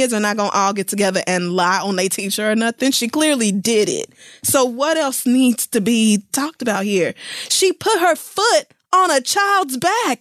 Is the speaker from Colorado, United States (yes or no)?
no; Oklahoma, United States; growing up in Oklahoma and going to majority white schools until high school